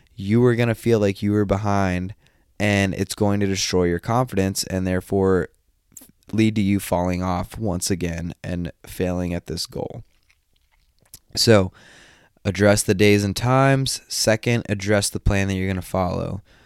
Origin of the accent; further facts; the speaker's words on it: just outside of Atlanta, Northeast Georgia, United States; also born or lived in Japan; I am from Northeast Georgia, just outside of Atlanta.